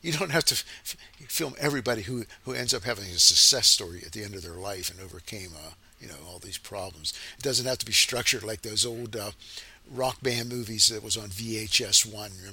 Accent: Braddock, Pennsylvania, United States; I'm from Pittsburgh

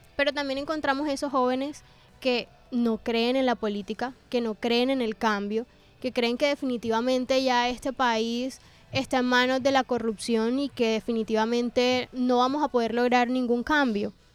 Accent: Colombia; para nosotros como colombianos

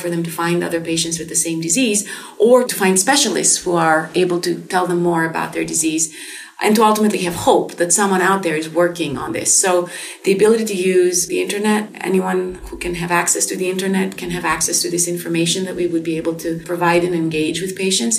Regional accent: Greece; moved away as an adult; now in United States; I grew up primarily in Greece.

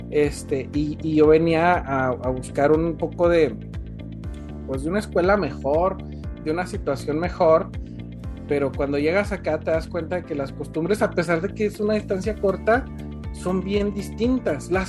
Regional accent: Durango, Mexico; moved away; Yo venía de un, de un lugar de Durango. Este, para empezar, mi acento no era el de acá.

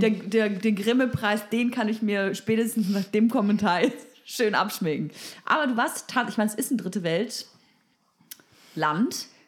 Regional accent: Bavaria, Germany; now in Berlin, Germany; Ich komme aus Bayern

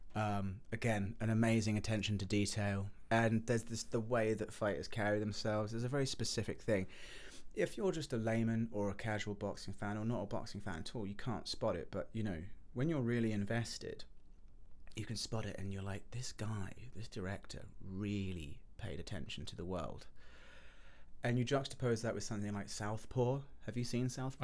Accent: England, United Kingdom; moved away as an adult; now in United States; I'm from England

